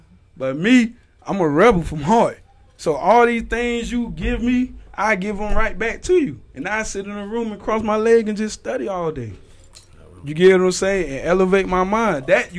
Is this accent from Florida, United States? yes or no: yes; Eatonville, Florida, United States; also born or lived in Altamonte Springs; I'm from Eanville, Altamont, Fawcett Road.